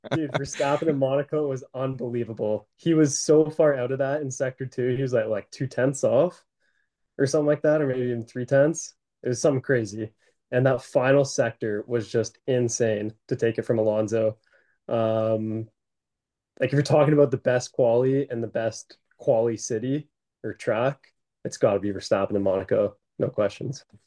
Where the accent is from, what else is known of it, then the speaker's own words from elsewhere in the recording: Canada; we're Canadian